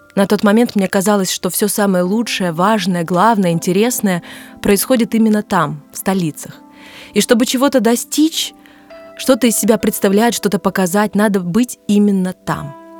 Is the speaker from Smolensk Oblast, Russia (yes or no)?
yes; Smolensk, Smolensk Oblast, Russia; moved away as an adult; also born or lived in Moscow; из Смоленска. И сразу за мной стоял мой город, моя родина